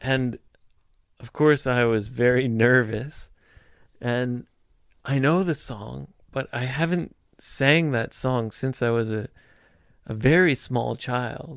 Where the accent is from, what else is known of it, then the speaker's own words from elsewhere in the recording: Vancouver, British Columbia, Canada; moved away; I'm from British Columbia